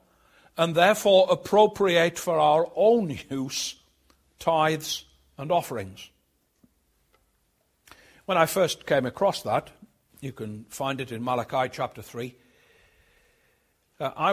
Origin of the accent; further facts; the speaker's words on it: Sunderland, North East England, United Kingdom; growing up in Sunderland, like most people in the old industrial heartland of the Northeast, we thought of ourselves as Geordies.